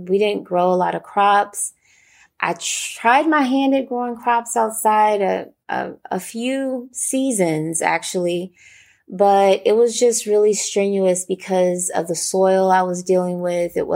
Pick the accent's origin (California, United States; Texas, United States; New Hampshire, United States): Texas, United States; Houston; with Healing Den Farms here in Houston, Texas